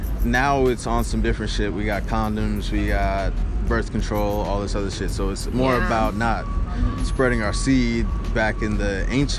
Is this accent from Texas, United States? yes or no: yes; Houston, Texas, United States; now in New York, United States; I'm from Houston, Texas.